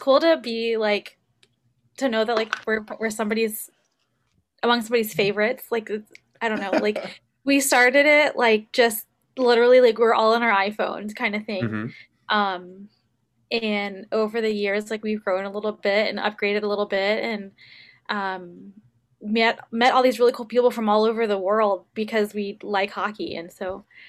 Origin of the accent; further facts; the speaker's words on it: Virginia, United States; I am from Virginia.